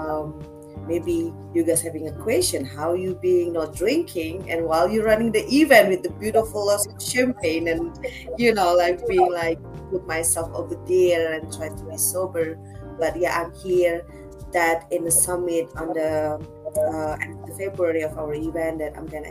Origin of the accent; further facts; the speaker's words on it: Jakarta, Indonesia; moved away as an adult; now in Bali, Indonesia; I'm born and raised in Jakarta, but Bali, it's home since the last, this May I'm coming out 5 years, full-time Bali living